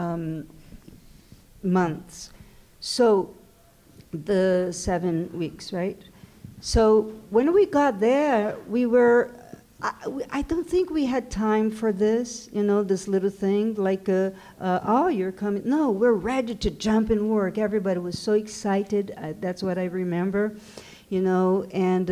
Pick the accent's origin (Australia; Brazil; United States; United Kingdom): Brazil; first language Portuguese; English is a second language; moved away